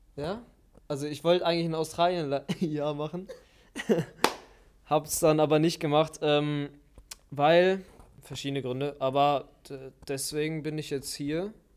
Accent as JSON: {"language": "German", "town": "Witten", "region": "North Rhine-Westphalia", "country": "Germany", "also_born_or_lived": "Wuppertal", "said": "Ich komme äh, eigentlich aus Bochum-Witten"}